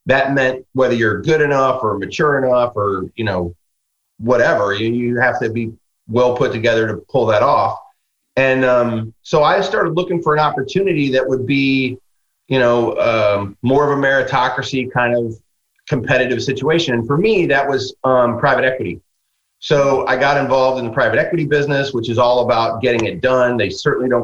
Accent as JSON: {"language": "English", "region": "Midwest", "country": "United States", "said": "I'm a guy from the Midwest"}